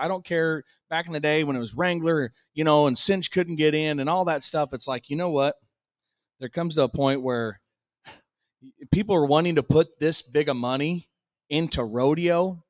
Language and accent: English; Sidney, Iowa, United States; my hometown, my heart and soul, Sydney, Iowa.